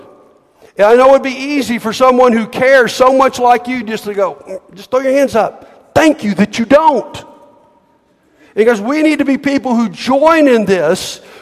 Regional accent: Montgomery, Alabama, United States; I grew up in Montgomery.

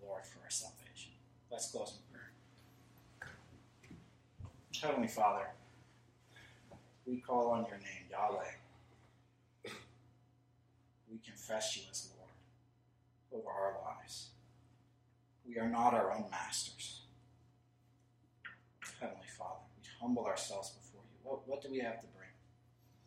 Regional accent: United States; I'm an American. I'm Scottish too, half

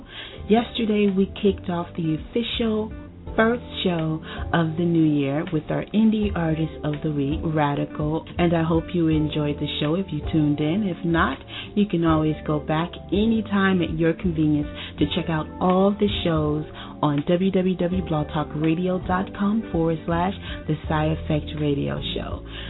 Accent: Tampa, Florida, United States; moved away as an adult; also born or lived in Miami, Florida / Memphis, Tennessee / North Carolina; now in Georgia, United States; I am from Miami, Florida. I relocated to Tampa, Florida when I was a kid, and I've lived in Memphis, Tennessee, I've lived in North Carolina, moved back to Miami, Florida, and recently relocated to Georgia.

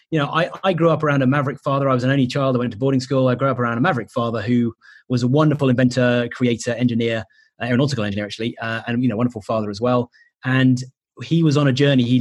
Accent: United Kingdom; we're British

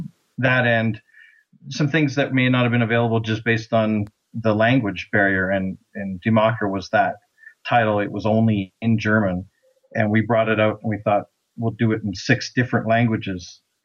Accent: Canada; we are, in fact, Canadian.

